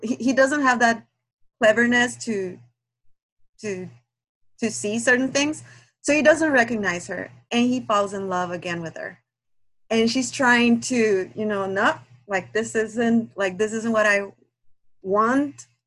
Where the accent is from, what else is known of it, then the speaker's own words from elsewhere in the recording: Guatemala; English is a second language; now in Minnesota, United States; English is not my first language. I'm from Guatemala